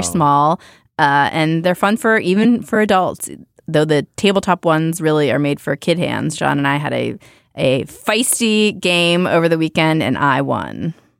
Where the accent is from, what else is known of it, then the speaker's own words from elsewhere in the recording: Youngstown, Ohio, United States; moved away; I grew up in Youngstown, Ohio